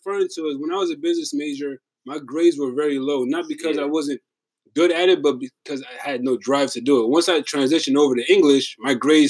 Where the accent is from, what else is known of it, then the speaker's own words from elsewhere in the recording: New York City, New York, United States; I was coming from the Bronx.